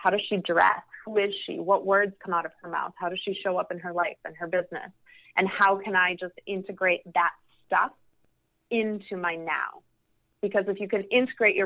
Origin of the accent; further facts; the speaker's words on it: Midwest, United States; moved away; also born or lived in Los Angeles / New York; me going back to the Midwest